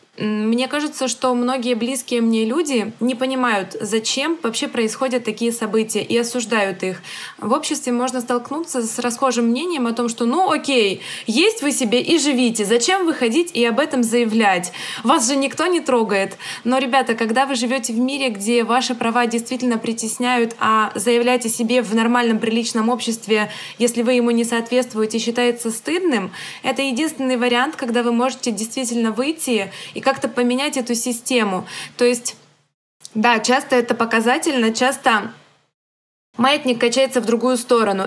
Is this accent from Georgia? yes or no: no; Ukraine; я родилась в Украине, но из-за советской власти у нас в том числе русский язык — это второй родной язык для многих людей, для центральной Украины.